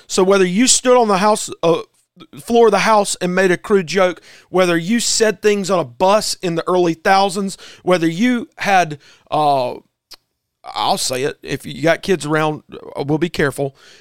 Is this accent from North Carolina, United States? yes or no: no; South Carolina, United States; as an American and as a South Carolinian